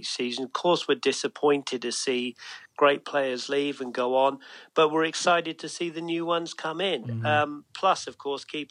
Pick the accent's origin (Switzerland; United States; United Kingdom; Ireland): United Kingdom; England; moved away; growing up in England